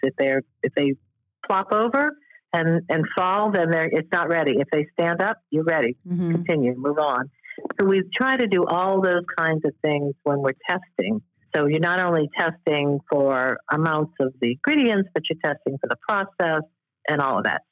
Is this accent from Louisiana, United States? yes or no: yes; New Orleans, Louisiana, United States; moved away as an adult; now in Washington, D.C., United States; New Orleans, and that's my hometown